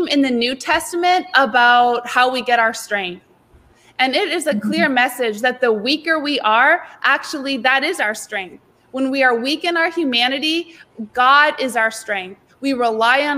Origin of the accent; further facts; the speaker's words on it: Canada; also born or lived in South Florida; now in Florida, United States; I'm from Canada originally, but I'm now living in South Florida and working at Palm Beach Atlantic